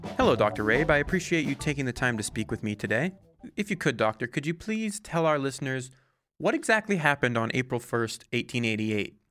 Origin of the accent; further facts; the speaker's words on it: Alberta, Canada; I grew up in Alberta